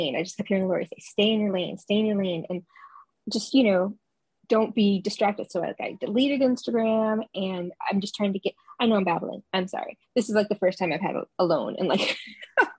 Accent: New York, United States; moved away; I'm originally from New York and Italian

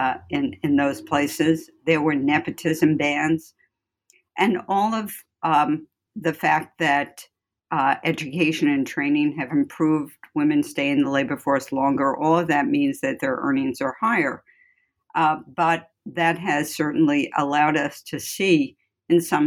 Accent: New York City, New York, United States; moved away as an adult; also born or lived in Ithaca, New York / Chicago / Cambridge, Massachusetts; I'm from the Bronx, and that should be clear in my accent a bit. I went to Bronx High School of Science

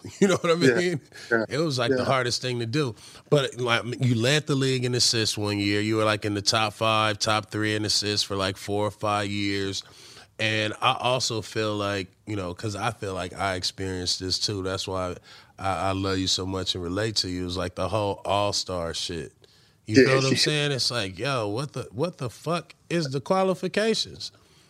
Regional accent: New York, United States; Street ball growing up in New York, of course

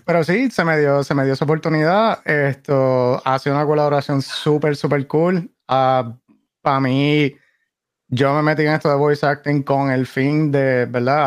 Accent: Caguas, Puerto Rico; now in North Carolina, United States; Yo soy puertorriqueño, sí, nacido y criado, nací esto, esto soy de Caguas eh, originalmente. Ah, vivo, vivo por acá en North Carolina.

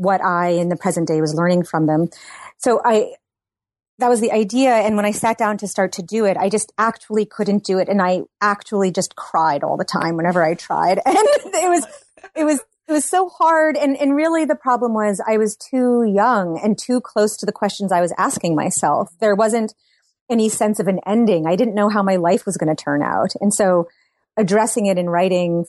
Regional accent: Massachusetts, United States; now in Brooklyn, United States; I grew up in Massachusetts

